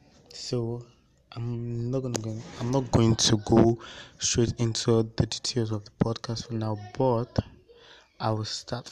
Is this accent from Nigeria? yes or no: yes; Nigeria; I'm Nigerian.